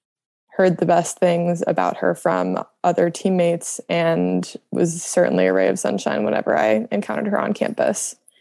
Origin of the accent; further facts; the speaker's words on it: New Jersey, United States; moved away as an adult; also born or lived in Durham, North Carolina; now in Chapel Hill, United States; I grew up in New Jersey